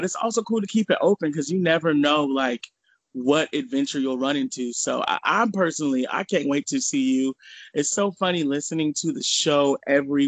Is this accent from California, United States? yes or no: yes; California City, California, United States; also born or lived in Lynwood, California; I was born in Linwood in California. I grew up in California City, which is in the desert.